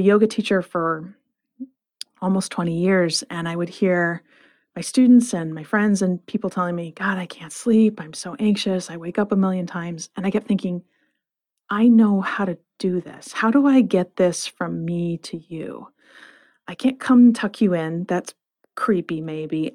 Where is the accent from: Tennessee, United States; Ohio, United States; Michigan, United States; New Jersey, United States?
Michigan, United States; Flint; I grew up in Flint, Michigan